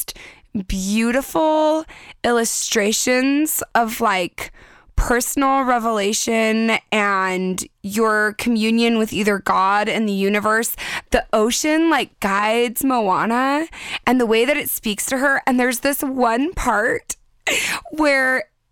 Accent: San Diego, California, United States; I'm from San Diego

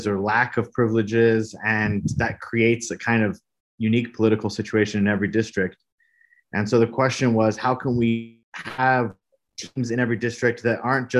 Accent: Brazil; moved away as an adult; now in Austin, United States; I am born and raised in Brazil, Latin America, and have been living in Austin now for a little over 10 years

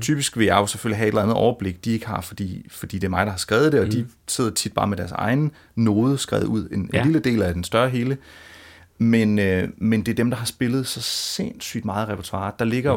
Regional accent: Funen, Southern Denmark, Denmark; jeg er jo selv fra Fyn

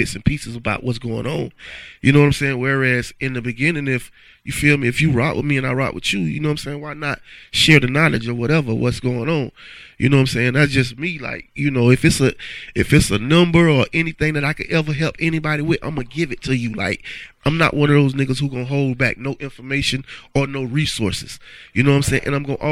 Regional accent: Panama City, Florida, United States; I got a radio station in my hometown

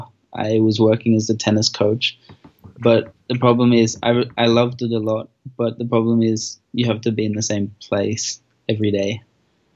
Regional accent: Australia; moved away as an adult; now in Colombia; I grew up in Australia, because I'm Australian, and I traveled across either side of Australia when I was young. So I grew up in a few places.

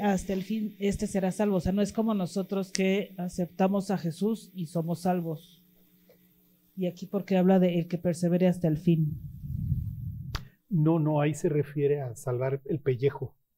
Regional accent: Mexico; also born or lived in Tlalnepantla; Somos más mexicanos que el mole aquí en Tlanepantla

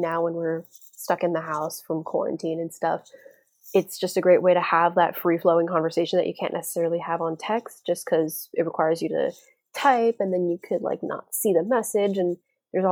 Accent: Florida, United States; I'm from Florida. I live in a tropical

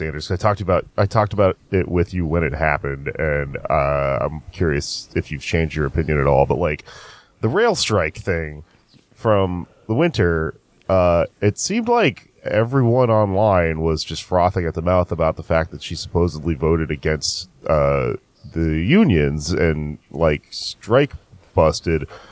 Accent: Austin, Texas, United States; moved away; It's my hometown. I love going back to Austin

